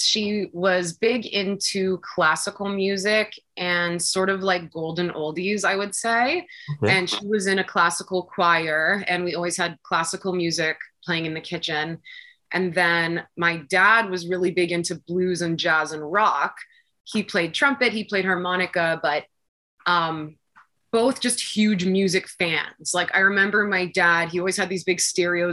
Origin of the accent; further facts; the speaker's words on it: Toronto, Ontario, Canada; I am born and raised in Toronto